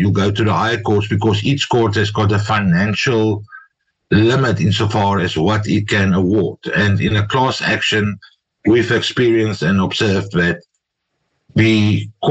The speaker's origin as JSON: {"language": "English", "country": "South Africa", "said": "We as South African lawyers"}